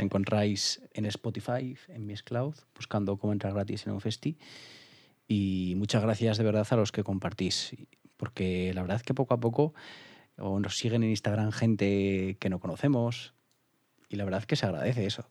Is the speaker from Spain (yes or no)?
yes; Alfaro, La Rioja, Spain; en mi pueblo en Alfaro se hacía el alfarrock y he ido cuatro o cinco años con 14, 15, 16, 17 años